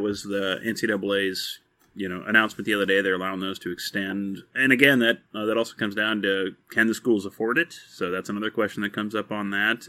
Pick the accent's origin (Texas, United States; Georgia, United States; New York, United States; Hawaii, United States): Texas, United States; moved away; I am from Texas originally, and, you know, the first games I grew up watching were Texas and Texas Tech playing